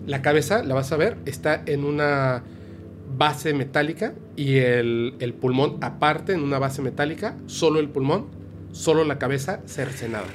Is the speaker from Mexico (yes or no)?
yes; Campeche, Yucatán Peninsula, Mexico; yo soy yucateco, campechano